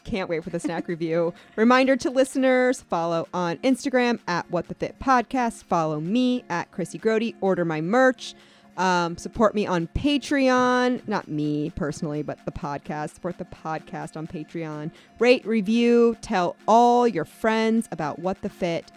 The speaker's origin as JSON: {"language": "English", "town": "Atlantic City", "region": "New Jersey", "country": "United States", "tie": "born or raised there", "also_born_or_lived": "Northeast Ohio", "moved": "yes", "said": "I grew up in Atlantic City"}